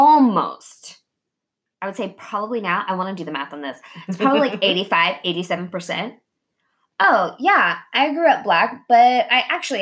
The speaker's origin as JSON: {"language": "English", "country": "Japan", "tie": "born or raised there", "said": "but I'm also Japanese and I grew up in Japan, right?"}